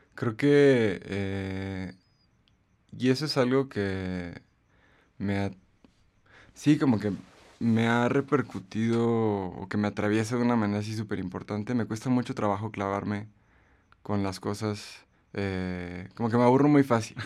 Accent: Aguascalientes, Mexico; also born or lived in Guanajuato; comencé a ir a los museos en Aguascalientes, que es el lugar de donde yo soy

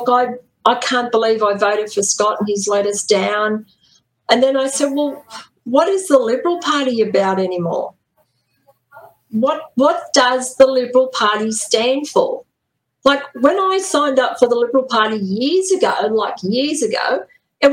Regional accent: Newcastle, New South Wales, Australia; back when I was young in Newcastle, I was born and raised in Newcastle.

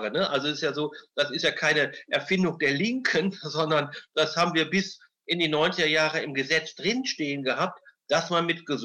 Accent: Münster, North Rhine-Westphalia, Germany; born there; ich bin ja Münsteraner eigentlich von der Geburt her

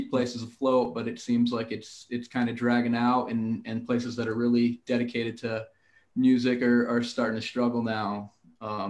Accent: New Haven, Connecticut, United States; now in Colorado, United States; I'm from New Haven, Connecticut

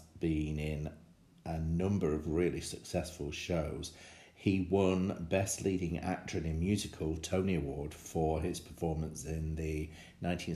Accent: England, United Kingdom; as an English tourist on Broadway

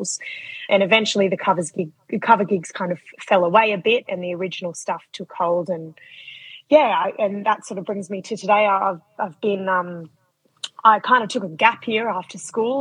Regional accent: Hawkesbury, New South Wales, Australia; I come from Western Sydney. So I grew up in a town called the Hawkesbury

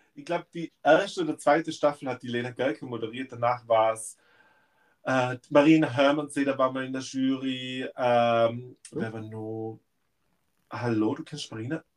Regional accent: Innsbruck, Tyrol, Austria; Also Innsbruck ist meine Heimat

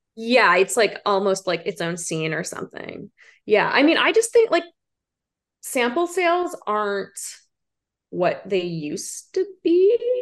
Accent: Prince Edward County, Ontario, Canada; moved away as an adult; now in Toronto, Canada; I grew up in Prince Edward County. It's like a rural kind of farming area.

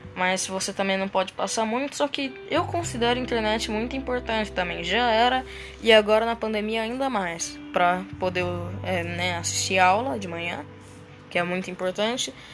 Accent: Presidente Venceslau, São Paulo, Brazil; now in Londrina, Brazil; Eu morava numa cidadezinha pequenininha, Venceslau, e agora eu vim aqui para Londrina

